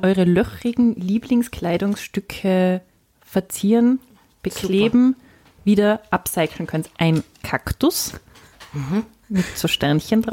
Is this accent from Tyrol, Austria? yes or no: yes; village next to Mösern, Tyrol, Austria; das äh, Nachbardorf von meinem Heimatort heißt Mösern